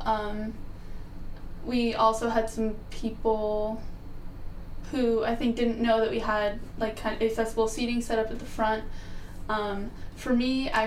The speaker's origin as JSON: {"language": "English", "region": "South Florida", "country": "United States", "moved": "as an adult", "lives_now": "Ohio, United States", "said": "I'm from South Florida"}